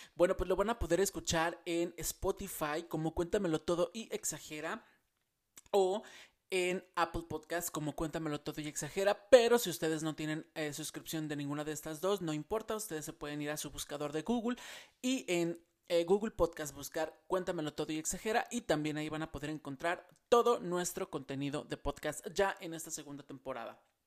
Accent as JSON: {"language": "Spanish", "country": "Mexico", "moved": "as an adult", "said": "cuando yo salí de México, ustedes saben que ya no vivo en México"}